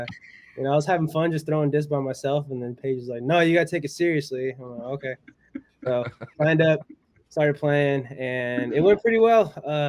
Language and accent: English; California, United States; I grew up playing in the Redwood Curtain, but I learned how to play in the Redwood Curtain, and that was in Humboldt County.